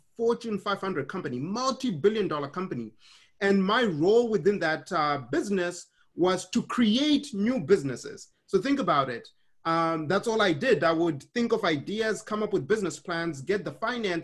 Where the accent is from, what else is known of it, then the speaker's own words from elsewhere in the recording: Harare, Zimbabwe; moved away; I was born in Harare, Zimbabwe.